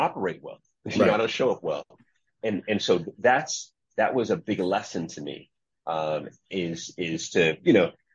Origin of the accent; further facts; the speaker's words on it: United States; In the United States of America, growing up, especially throughout the 80s and the 90s in New York, right around DC